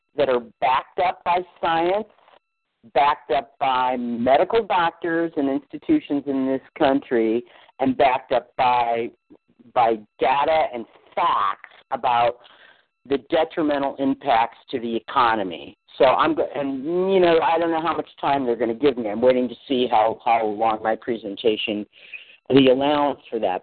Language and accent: English; Barrington, Illinois, United States; I was out in Barrington, is where I'm from